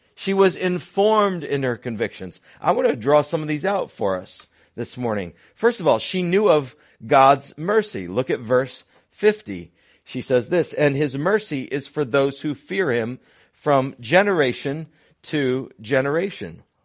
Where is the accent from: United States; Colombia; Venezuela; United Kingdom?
United States; Connecticut; when I was a 10 year old punk growing up in Connecticut